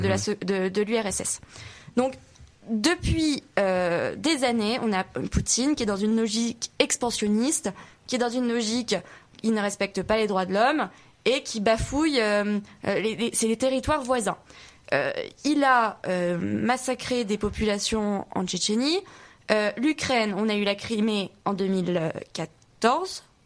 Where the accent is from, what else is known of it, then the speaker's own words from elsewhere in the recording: the South, southern France, France; je, je viens pas de Paris, je viens du Sud